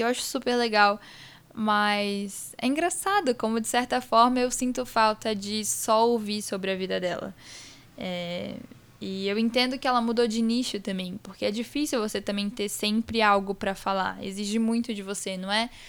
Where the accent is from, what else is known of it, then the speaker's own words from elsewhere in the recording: Espírito Santo, Brazil; now in São Paulo, Brazil; eu não nasci em São Paulo, apesar de morar aqui, estudar aqui, morar com meu pai, minha mãe, meu irmão aqui em São Paulo. Toda a minha família é do Espírito Santo, que é onde eu nasci